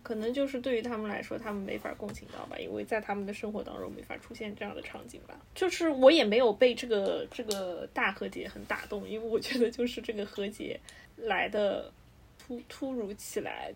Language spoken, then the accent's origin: Chinese; China; 对于我们亚洲人，对于我们中国人来说